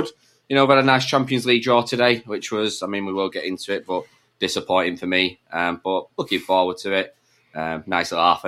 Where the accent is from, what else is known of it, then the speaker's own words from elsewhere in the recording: England, United Kingdom; I'm the English one